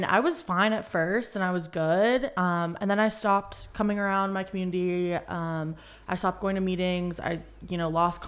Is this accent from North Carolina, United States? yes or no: yes; Charlotte, North Carolina, United States; moved away as an adult; now in California, United States; I am originally from Charlotte, North Carolina, grew up there most of my life. And I came out to California to get clean and sober